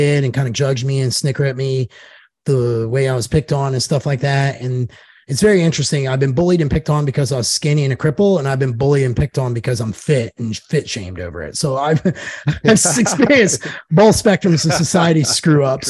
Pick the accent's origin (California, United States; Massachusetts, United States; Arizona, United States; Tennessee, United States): Tennessee, United States; Knoxville; moved away as an adult; also born or lived in Joplin, Missouri; now in Nashville, United States; I'm from Knoxville, Tennessee. I was born in Joplin, but grew up in Knoxville